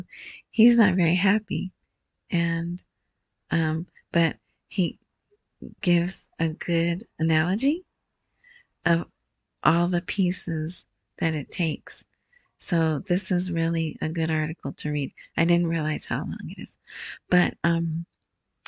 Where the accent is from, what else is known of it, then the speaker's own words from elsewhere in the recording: United States; I'm American